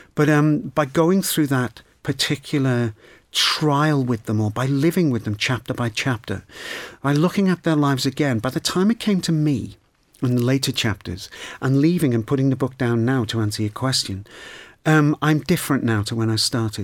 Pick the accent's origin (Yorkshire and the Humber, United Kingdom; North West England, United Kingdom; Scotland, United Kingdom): North West England, United Kingdom; Liverpool; growing up in Liverpool